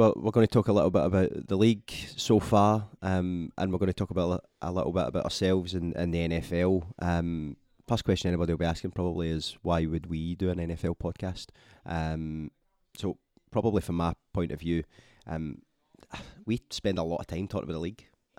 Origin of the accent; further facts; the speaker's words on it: Scotland, United Kingdom; Obviously, growing up in Scotland, like most folk and probably a lot of people that will be listening, football to us means soccer.